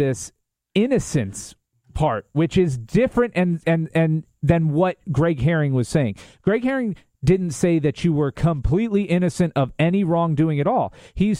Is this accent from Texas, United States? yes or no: no; New Port Richey, Florida, United States; when I was growing up in Newport Richey